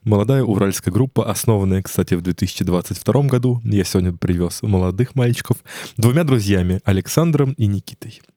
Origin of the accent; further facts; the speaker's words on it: Ryazan, Ryazan Oblast, Russia; я сам из Рязани